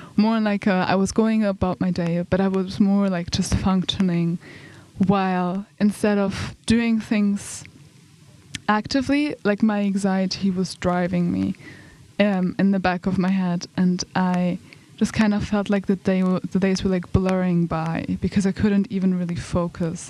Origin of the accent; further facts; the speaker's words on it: Germany; moved away as an adult; also born or lived in United Kingdom; now in Umeå, Sweden; I'm from Germany, but I study in the UK, and now I'm here on Erasmus